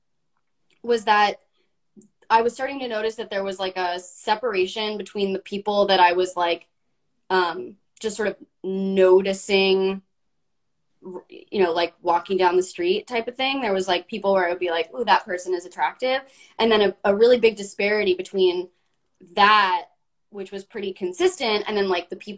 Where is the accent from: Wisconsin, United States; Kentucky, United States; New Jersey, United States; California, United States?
California, United States; Los Angeles; growing up in Los Angeles with my dad being a talent manager